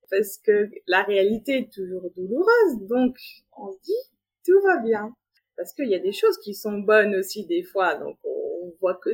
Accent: Geneva, Switzerland; je suis euh, de Genève, j'ai trois enfants

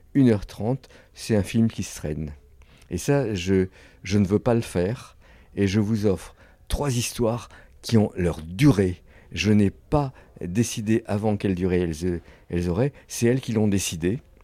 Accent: France; je suis un Français indépendant

